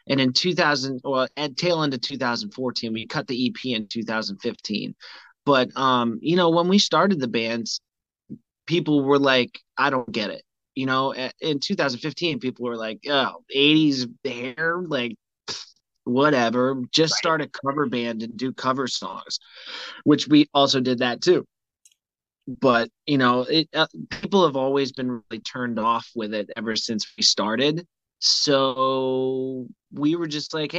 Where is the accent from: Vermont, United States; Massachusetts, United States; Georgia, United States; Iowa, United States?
Vermont, United States; now in Charleston, United States; I'm from Vermont